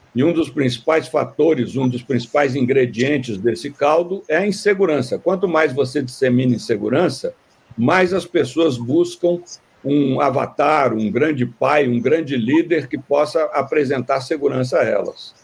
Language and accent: Portuguese; Minas Gerais, Brazil; sou mineiro